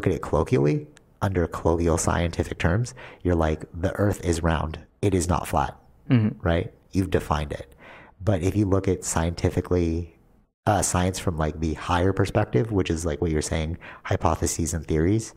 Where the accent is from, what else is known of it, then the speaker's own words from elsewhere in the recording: Canada; we're Canadian